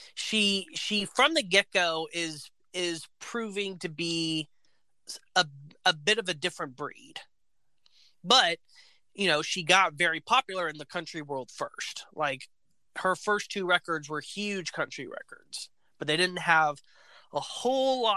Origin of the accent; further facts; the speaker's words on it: Alabama, United States; I was born in Alabama